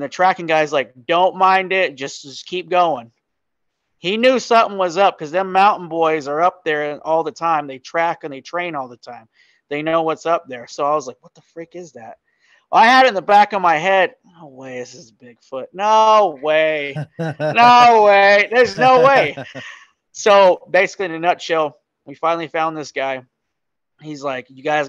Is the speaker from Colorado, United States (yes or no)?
yes; Colorado, United States; moved away; I'm originally from Colorado